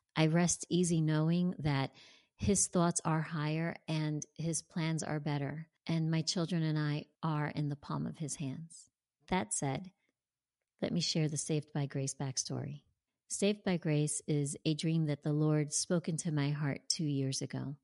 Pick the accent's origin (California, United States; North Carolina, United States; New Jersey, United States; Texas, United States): New Jersey, United States; born or raised there; moved away as an adult; now in Tampa, United States